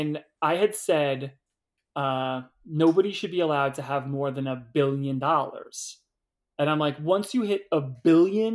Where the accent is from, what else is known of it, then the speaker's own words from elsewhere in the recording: New York City, New York, United States; Where I grew up on Staten Island, you were either a baseball player, a fireman, or a cop.